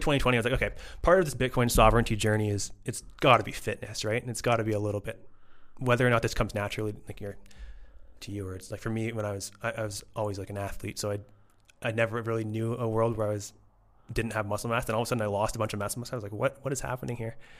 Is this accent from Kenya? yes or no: no; Toronto, Ontario, Canada; moved away as an adult; now in Querétaro, Mexico; I grew up in Toronto, Canadian